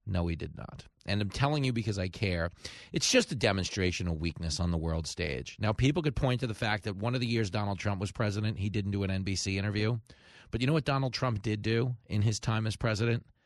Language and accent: English; New York, United States; he's a senator here in my home state